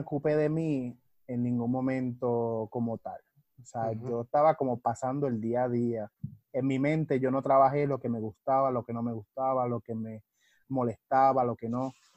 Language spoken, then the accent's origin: Spanish; Ponce, Puerto Rico; moved away as an adult; also born or lived in Florida; now in Arecibo, Puerto Rico; yo soy de Ponce de toda la vida, agarré mucha influencia en Florida y ahora estoy en Arecibo, Puerto Rico.